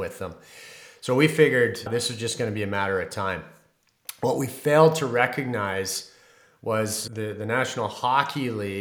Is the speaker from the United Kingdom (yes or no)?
no; Canada; I'm a Canadian